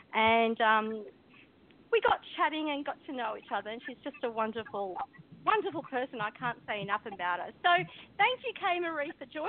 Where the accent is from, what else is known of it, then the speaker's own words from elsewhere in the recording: Newcastle, New South Wales, Australia; now in Sydney, Australia; Newcastle is also my hometown. I wasn't born there, but I definitely was raised there, and I right through to my teenage years.